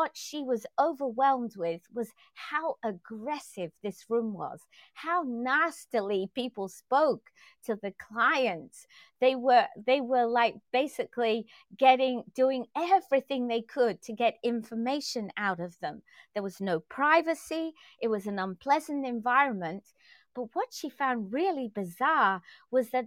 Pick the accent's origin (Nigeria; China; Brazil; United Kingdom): United Kingdom; England; moved away; I grew up in England and we didn't see AOL